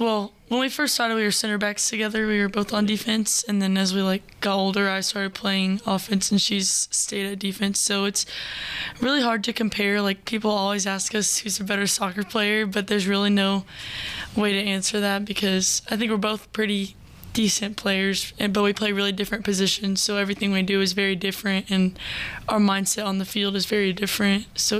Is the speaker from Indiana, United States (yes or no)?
no; Crosby, Texas, United States; We're from Crosby, Texas, so it's like, it's 5 hours away, and it's a little northeast of Houston.